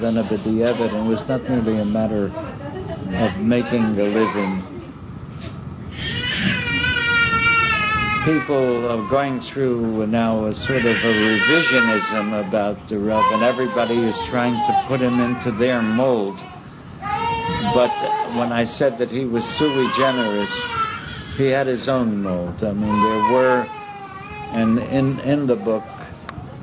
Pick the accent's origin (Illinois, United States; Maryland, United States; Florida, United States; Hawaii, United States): Maryland, United States; Baltimore; my hometown, in Baltimore